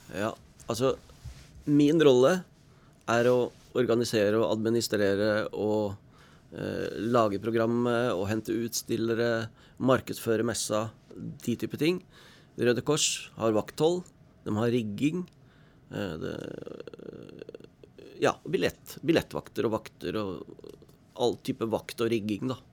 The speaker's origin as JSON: {"language": "Norwegian", "region": "Oslo", "country": "Norway", "tie": "born or raised there", "moved": "as an adult", "lives_now": "Stryn, Norway"}